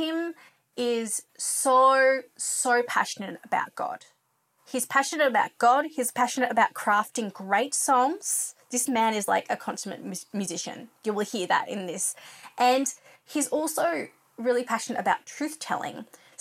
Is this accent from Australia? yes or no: yes; Australia; I'm an Australian music journalist